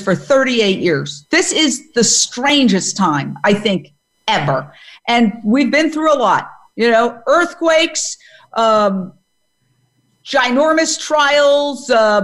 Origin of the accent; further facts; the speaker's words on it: New York City, New York, United States; I was born and raised in Midtown Manhattan